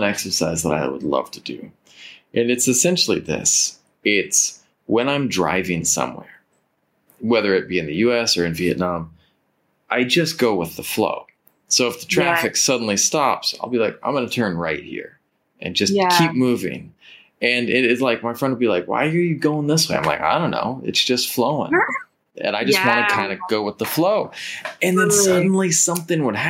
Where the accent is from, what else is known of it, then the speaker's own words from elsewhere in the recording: San Diego County, California, United States; I grew up down in San Diego County